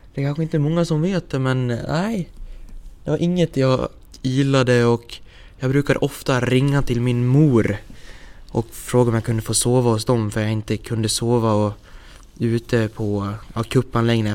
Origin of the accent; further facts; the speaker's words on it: Häradsbygden, Dalarna County, Sweden; also born or lived in Falun; föddes jag och eh, växte upp i byn Häradsbygden. Cirka fem kilometer söder om Leksand